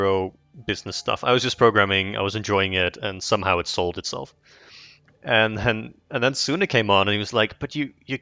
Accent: Netherlands; English is a second language; I'm from the Netherlands.

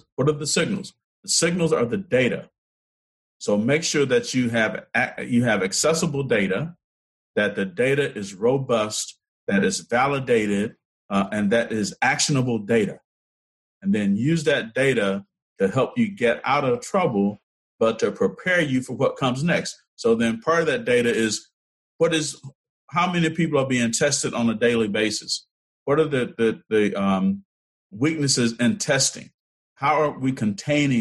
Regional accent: Selma, Alabama, United States; my home state, as you know, I'm born in Selma, grew up in the Black Belt

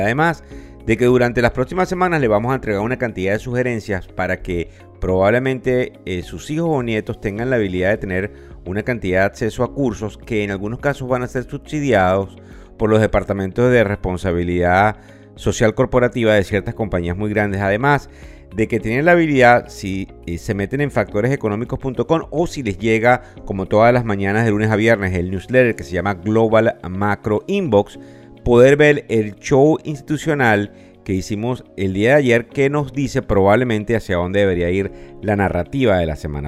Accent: Venezuela; quienes somos venezolanos

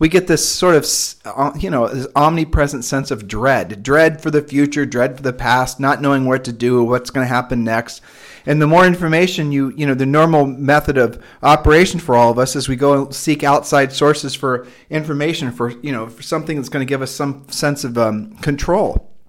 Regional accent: Ohio, United States; also born or lived in Nevada / Texas; And we're originally from Ohio, and she had allergies there.

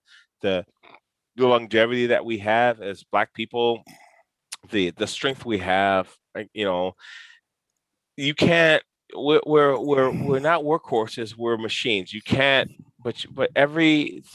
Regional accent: United States; also born or lived in Brooklyn, New York / Chicago, Illinois; I grew up in Brooklyn and Chicago

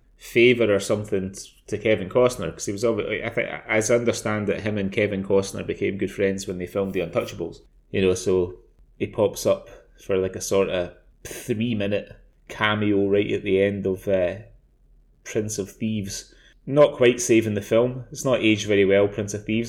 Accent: Scotland, United Kingdom; I'm Scottish

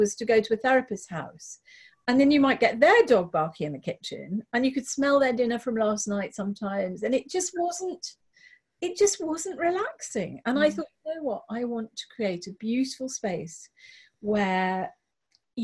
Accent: London, United Kingdom; moved away as an adult; now in Hastings, United Kingdom; I grew up in South London

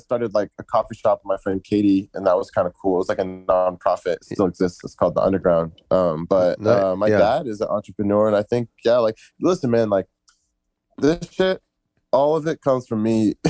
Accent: Egypt; I'm from Egypt myself, so I was studying a lot of stuff about like Egypt and all that.

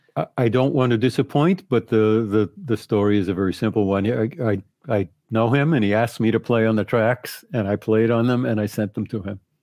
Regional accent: Boston, Massachusetts, United States; moved away; also born or lived in Rochester / New York; I'm from Boston, so I went home to my parents

